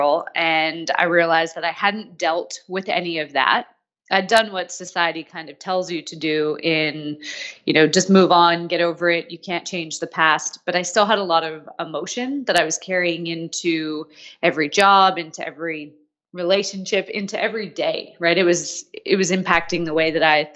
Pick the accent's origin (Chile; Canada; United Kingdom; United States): Canada; moved away as an adult; also born or lived in Australia; I'm from Canada originally, was living in Australia